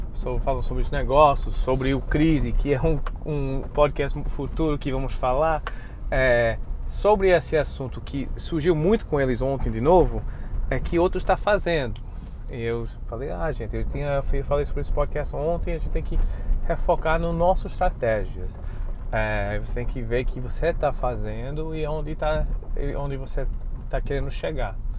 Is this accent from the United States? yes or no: yes; United States; now in Brazil; como somos americanos